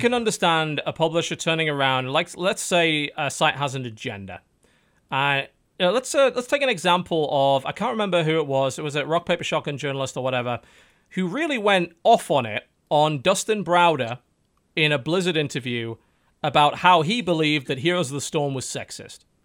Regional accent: United Kingdom; we're British

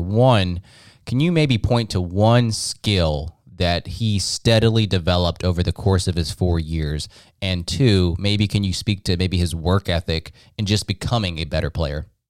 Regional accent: Charlotte, North Carolina, United States; my hometown here in Charlotte

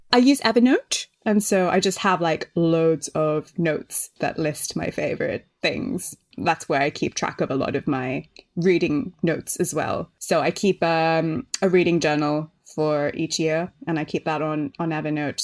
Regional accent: Sri Lanka; moved away as an adult; also born or lived in Melbourne, Australia; now in London, United Kingdom; I grew up in Sri Lanka, which is where my family's from

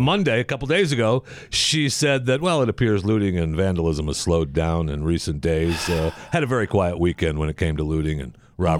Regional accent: the Great Lakes State, Michigan, United States; I was raised in the Great Lakes State.

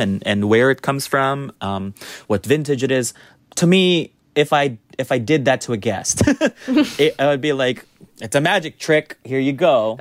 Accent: United States; now in New York, United States; I, as an American sommelier

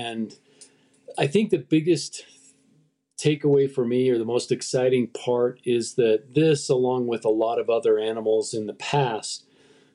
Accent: Utah, United States; I grew up where I live now. I grew up in the West in Utah

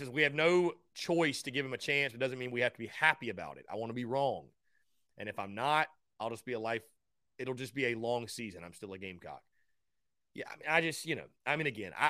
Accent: North Augusta, South Carolina, United States; also born or lived in Charlotte, North Carolina; I'm from North Augusta, South Carolina.

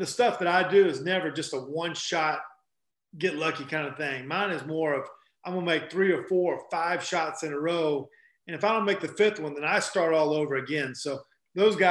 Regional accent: North Carolina, United States; moved away as an adult; I grew up in North Carolina playing basketball all my life

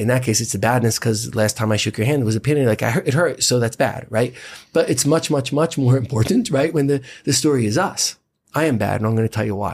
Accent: United States; as an American citizen

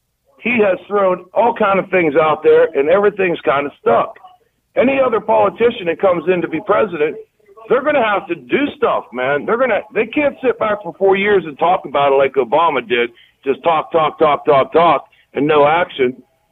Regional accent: West Virginia, United States; I'm from West Virginia.

